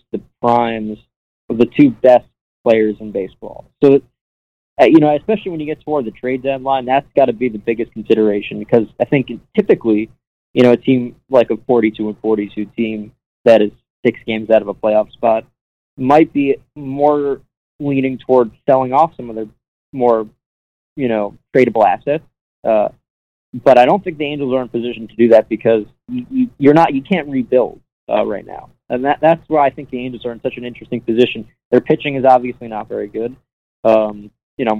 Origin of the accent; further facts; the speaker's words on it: New York City, New York, United States; also born or lived in Syracuse, New York / Albany, New York / Virginia / Auburn, Alabama; now in California, United States; I'm from New York City